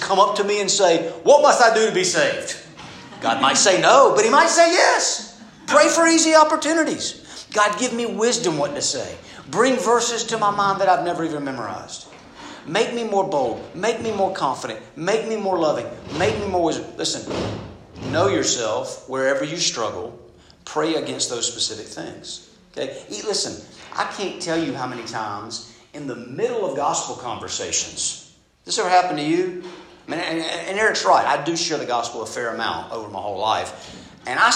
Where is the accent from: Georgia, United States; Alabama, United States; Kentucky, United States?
Georgia, United States; Southeast; I grew up in Southeast Georgia